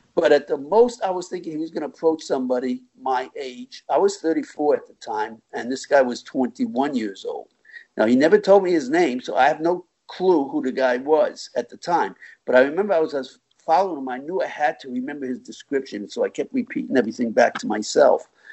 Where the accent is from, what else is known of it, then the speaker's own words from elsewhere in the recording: Long Island, New York, United States; now in Florida, United States; originally I'm from New York, Long Island, and uh, in 1972 I moved to Florida following my parents down here.